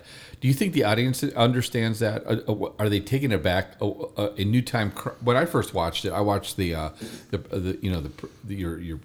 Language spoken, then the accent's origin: English; Philippines; I'm from the Philippines